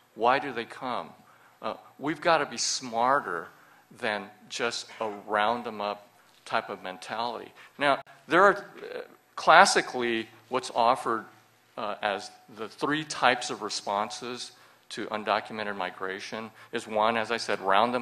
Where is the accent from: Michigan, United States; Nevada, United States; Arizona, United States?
Arizona, United States; I was born in Arizona